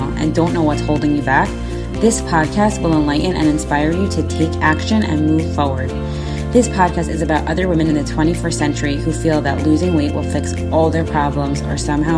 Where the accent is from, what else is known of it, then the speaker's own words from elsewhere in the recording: Scranton, Pennsylvania, United States; I'm from Scranton.